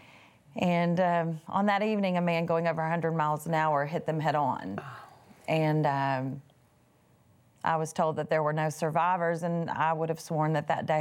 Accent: East Texas, United States; I was raised in East Texas.

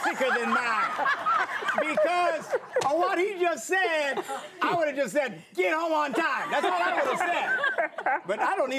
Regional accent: Green Bay, Wisconsin, United States; I'm from Green

